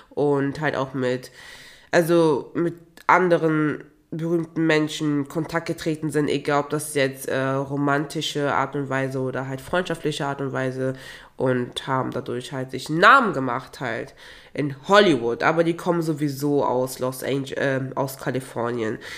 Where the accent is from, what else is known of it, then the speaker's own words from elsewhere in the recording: Togo; ich komme ja auch ursprünglich aus Togo und in Togo und auch in Nachbarländern wie in Ghana, Benin und Nigeria